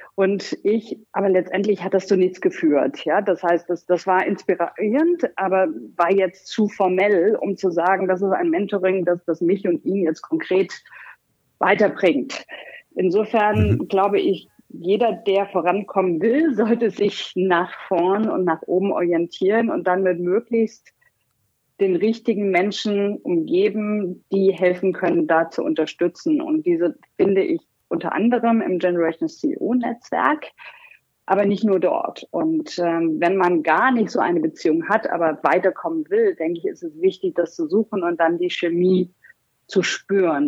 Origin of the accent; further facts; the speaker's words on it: Heilbad Heiligenstadt, Thuringia, Germany; moved away as an adult; also born or lived in Göttingen / Los Angeles; now in Rhein-Main area, Germany; ich komme aus dem geografischen Mittelpunkt Deutschlands. Laut Geografischem Institut der Universität Köln ist das eine wunderbare kleine Stadt, Heilbad heiligenstadt in Thüringen